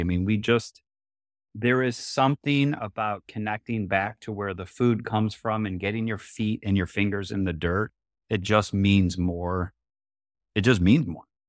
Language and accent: English; Oak Park, Michigan, United States; born and raised in Metro Detroit, literally grew up about a mile from this building right here in Oak Park